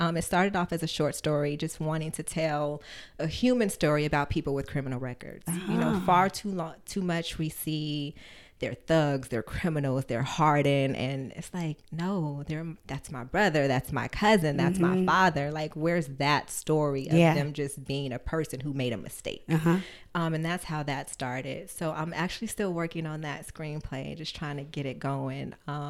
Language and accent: English; San Bernardino, California, United States; San Bernardino. It's so funny. I was raised Catholic.